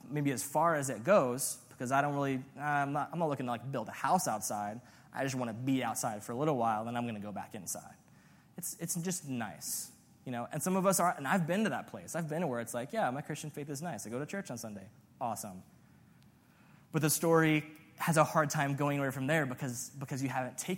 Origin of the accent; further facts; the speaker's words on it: Las Vegas, Nevada, United States; I'm from Vegas